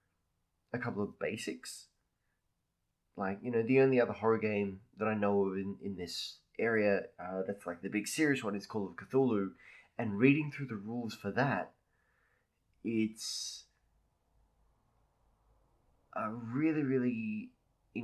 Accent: Australia; being an Australian

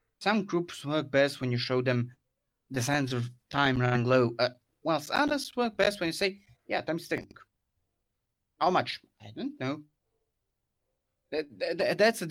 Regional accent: Croatia; I actually have a little club here in Croatia, in my hometown, which I currently lead

